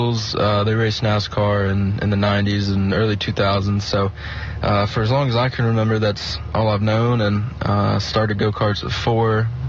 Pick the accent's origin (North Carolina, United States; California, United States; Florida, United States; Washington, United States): North Carolina, United States; Concord; So I'm from Concord, North Carolina, just outside of Charlotte.